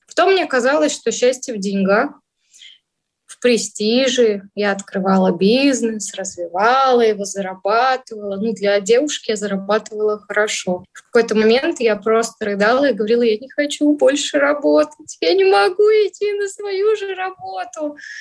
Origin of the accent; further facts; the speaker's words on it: Vladivostok, Primorsky Krai, Russia; moved away as an adult; also born or lived in Saint Petersburg / Yaroslavl; now in Moscow, Russia; родилась я в городе Владивостоке. Потом я сравн-, пробовала в юношеском возрасте переезжать. Я жила и в Петербурге, и в Ярославле. Всё это через Ма-, Москву. И в итоге остановилась во Владивостоке.